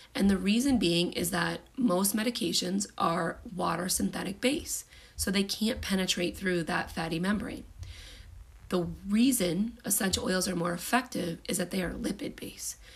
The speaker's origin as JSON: {"language": "English", "country": "United States", "said": "I'm from the United States"}